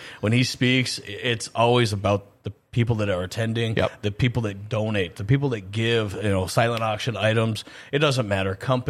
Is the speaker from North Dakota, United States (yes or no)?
yes; Grand Forks, North Dakota, United States; Well, I'm from Grand Forks.